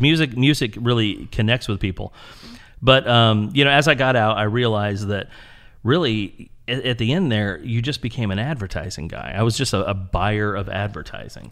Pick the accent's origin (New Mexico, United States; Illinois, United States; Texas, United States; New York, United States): Illinois, United States; Springfield; moved away; also born or lived in Houston; originally I'm from Illinois.